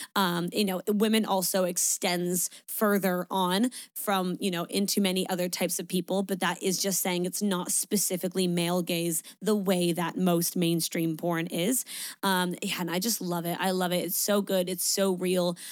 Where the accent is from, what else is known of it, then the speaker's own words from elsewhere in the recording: Niagara Falls, Ontario, Canada; I'm from Niagara